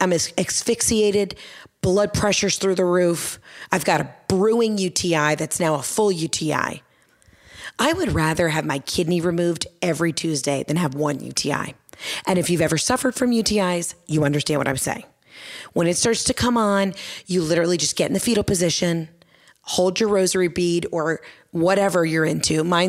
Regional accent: the South, United States; accent: Southern; I've lost my Southern accent. I've been up here 3 weeks and I'm already saying things like almonds.

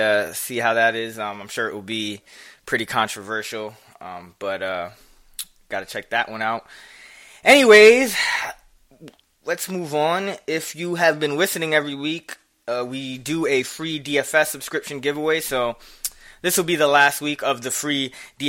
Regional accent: New York City, New York, United States; I'm from the Bronx

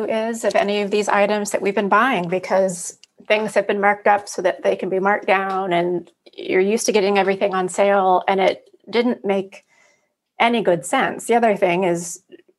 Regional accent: Pacific Northwest, United States; moved away as an adult; also born or lived in New York City; now in New York, United States; I was born and raised in the Pacific Northwest and moved to New York in college.

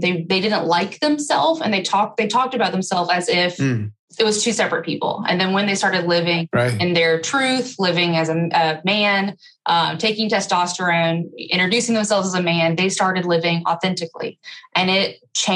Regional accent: Alabama, United States; I grew up in Alabama

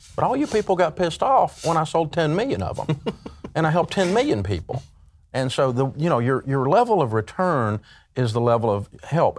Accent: Tennessee, United States; I grew up in Tennessee and, uh, we're a hillbilly culture

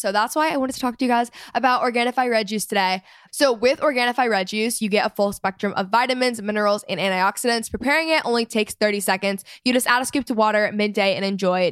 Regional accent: Texas, United States; my hometown experience in Texas

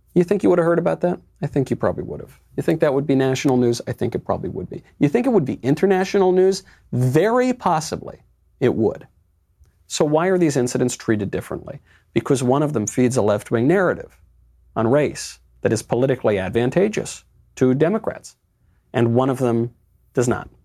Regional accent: New York, United States; now in Los Angeles, United States; I'm American, I'm a uh, New York original, I live

